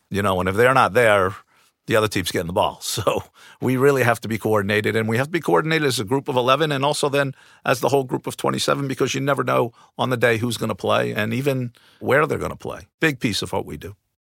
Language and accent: English; New Jersey, United States; moved away as an adult; I grew up in New Jersey, just outside of New York City, playing multiple sports.